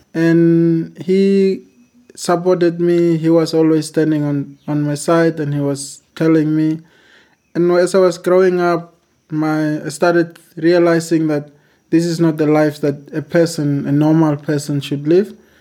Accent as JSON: {"language": "English", "town": "Windhoek", "region": "Khomas", "country": "Namibia", "tie": "born or raised there", "said": "I'm from Namibia"}